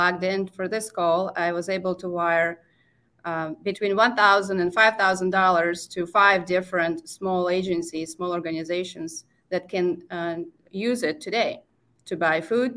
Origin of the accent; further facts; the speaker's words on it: Crimea, Ukraine; moved away; also born or lived in Far East Siberia / Minnesota; I was born in Crimea